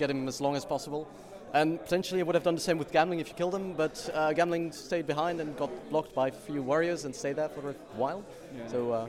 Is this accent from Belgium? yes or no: yes; Belgium; I'm from Belgium.